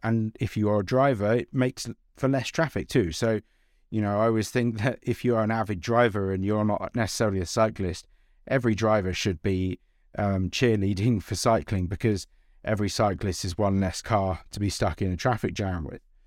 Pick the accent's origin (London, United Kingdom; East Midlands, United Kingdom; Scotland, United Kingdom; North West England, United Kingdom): London, United Kingdom; I grew up in London